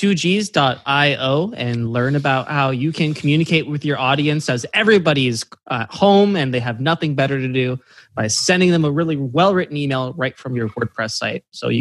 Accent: Brantford, Ontario, Canada; I rented movies from Blockbuster in my hometown of Brantford, Ontario.

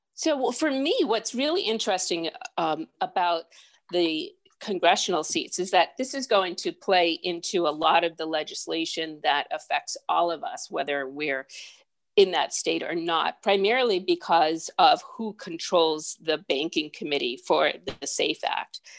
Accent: New England, United States; I'm from New England

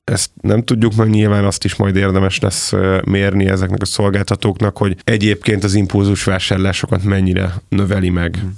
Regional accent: Hungary

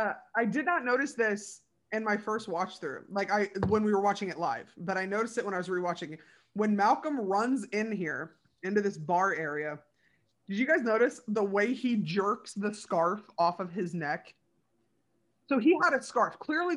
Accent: United Kingdom; Are they like, I'm British, so I don't have a gun.

